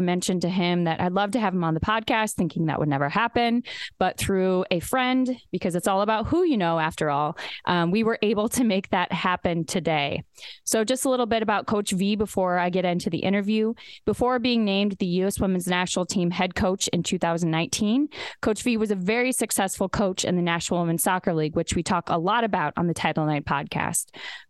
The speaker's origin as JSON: {"language": "English", "region": "Iowa", "country": "United States", "tie": "born or raised there", "said": "So I grew up in Western Iowa, rural Iowa."}